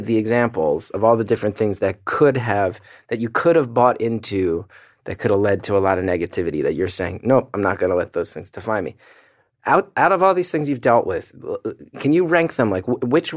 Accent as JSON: {"language": "English", "region": "New Jersey", "country": "United States", "tie": "born or raised there", "also_born_or_lived": "New York", "moved": "yes", "said": "That's how I said it growing up, horrible. Because I grew up in Jersey."}